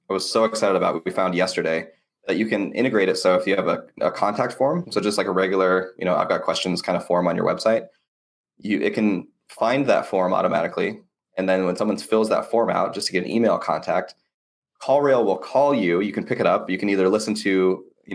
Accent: United States; I'm an American

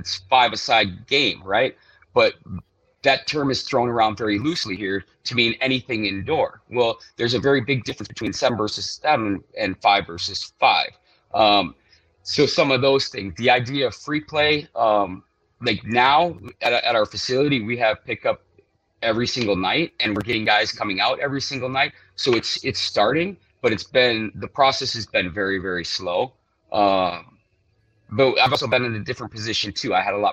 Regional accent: Hawaii, United States; moved away as an adult; I grew up here, born and raised

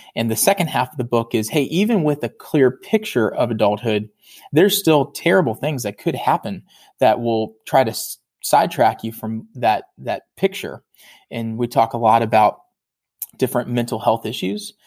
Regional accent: Virginia, United States; I'm originally from Virginia

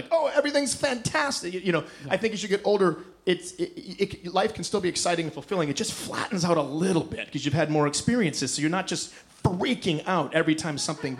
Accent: Detroit, Michigan, United States; I grew up in Detroit, and I went to school in a relatively rough neighborhood called Detroit.

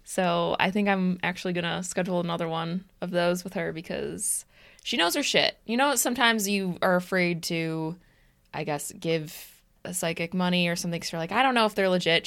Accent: Des Plaines, Illinois, United States; We are from Des Plaines

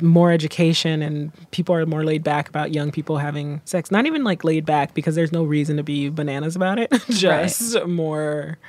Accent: Haiti; I'm from I'm Haitian. I was born in Haiti. Like I'm from a very immigrant background.

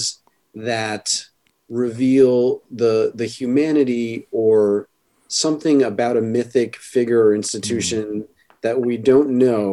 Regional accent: New York City, New York, United States; I grew up in New York City

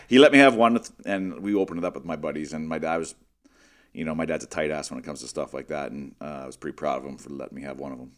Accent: Western Canada, Canada; growing up in Western Canada, all winter you're on the ice all day long.

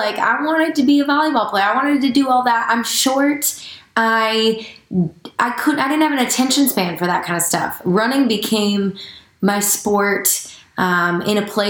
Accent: Janesville, Wisconsin, United States; now in Nashville, United States; I am from Wisconsin. I'm a Scotty. Madison. Well, Greater Madison. It's actually Janesville

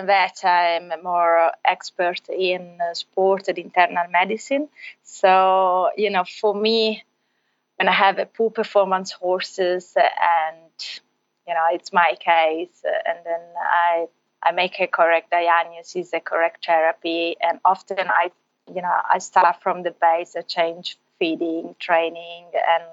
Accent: Italy; English is a second language; I'm from Italy originally.

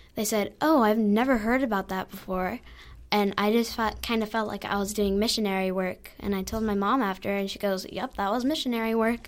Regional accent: Surprise, Arizona, United States; I'm from Surprise, Arizona

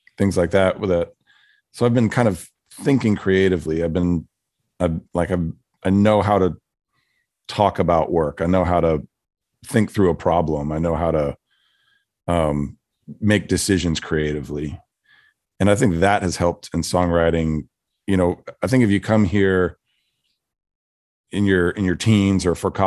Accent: Philadelphia, Pennsylvania, United States; also born or lived in Midwest / Northeast / New Jersey; now in Nashville, United States; I grew up around Philadelphia. I kind of lived a little bit of all over Midwest and Northeast

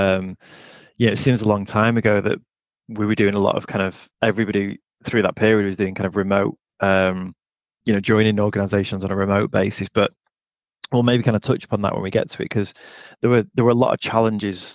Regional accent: Blackpool, North West England, United Kingdom; moved away as an adult; also born or lived in Derby; my hometown of Blackpool.

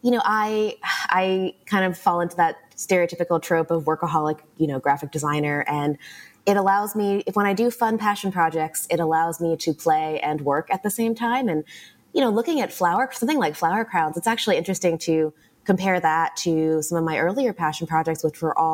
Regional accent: Los Angeles, California, United States; I grew up in Los Angeles

